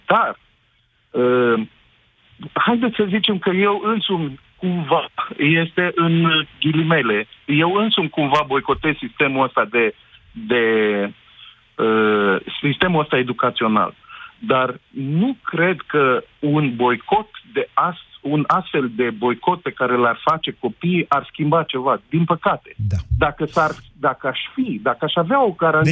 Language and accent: Romanian; Romania; locuiesc aici în România acum și sunt român